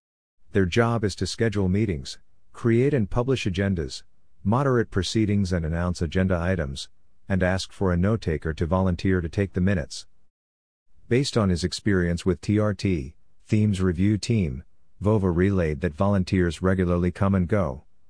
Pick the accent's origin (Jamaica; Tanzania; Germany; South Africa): South Africa; As a South African who can speak both English and Afrikaans, I could offer my translation services to the Polyglots team.